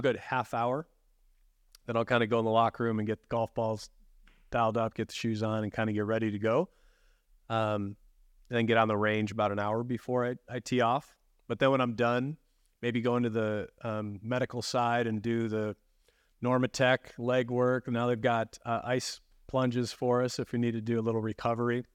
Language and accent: English; Chicago, Illinois, United States; moved away as an adult; as a kid growing up in the Chicagoland area